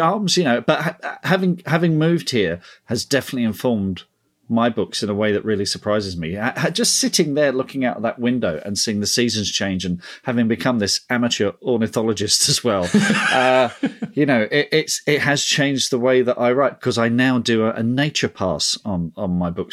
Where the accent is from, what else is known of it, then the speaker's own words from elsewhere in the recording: London, United Kingdom; I grew up in Hornsey